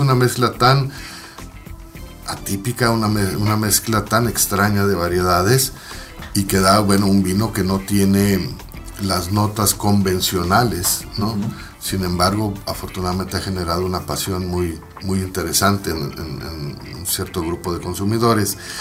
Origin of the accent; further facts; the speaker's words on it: Mexicali, Baja California, Mexico; also born or lived in Ensenada; La familia es de Ensenada, yo nací en Mexicali.